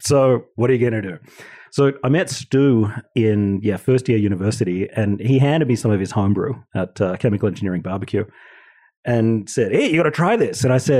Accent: Wagga Wagga, New South Wales, Australia; moved away as an adult; also born or lived in Sydney; now in Canada; the town that I grew up in.

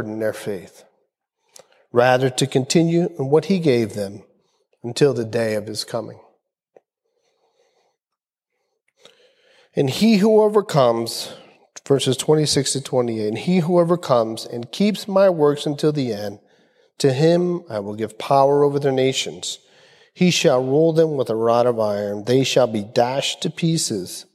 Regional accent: Philadelphia, Pennsylvania, United States; growing up in the South Philly projects in the 60s and 70s

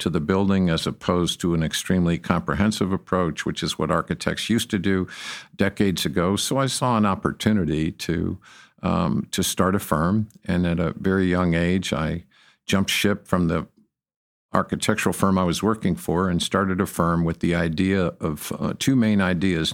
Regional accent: Detroit, Michigan, United States; moved away as an adult; now in Texas, United States; I came from Detroit, Michigan

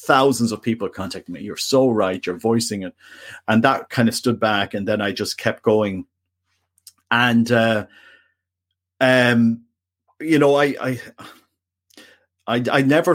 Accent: Canada; also born or lived in Ireland; I'm Canadian. And Irish.

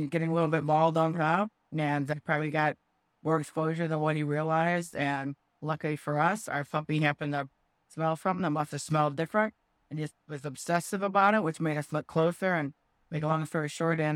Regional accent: Davenport, Iowa, United States; now in San Diego County, United States; I grew up in Davenport, Iowa

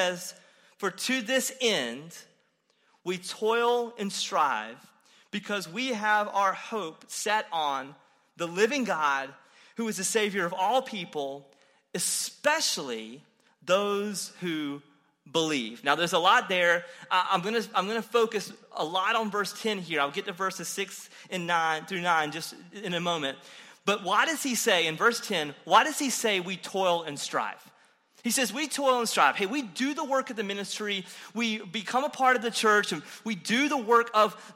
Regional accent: Eastern North Carolina, United States; I'm from Eastern North Carolina

